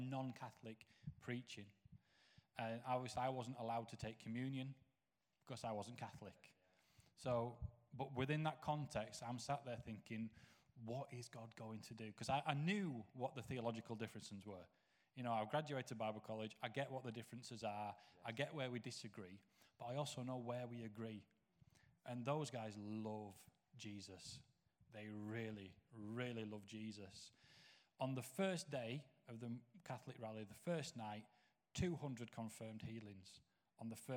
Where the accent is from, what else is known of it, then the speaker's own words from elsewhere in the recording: Knottingley, Yorkshire and the Humber, United Kingdom; I grew up Nottingley in West Yorkshire on an estate called Warwick Estate